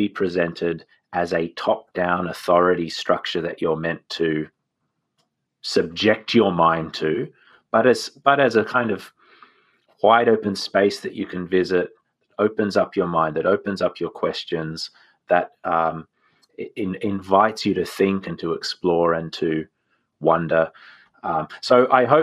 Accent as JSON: {"language": "English", "country": "Australia", "said": "I'm an Australian"}